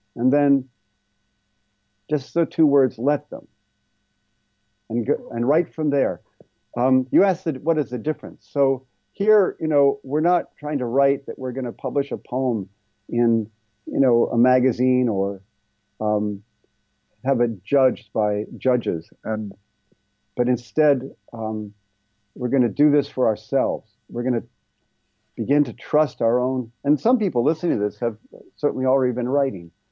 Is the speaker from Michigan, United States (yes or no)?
no; Ohio, United States; moved away as an adult; also born or lived in California; where I grew up in Ohio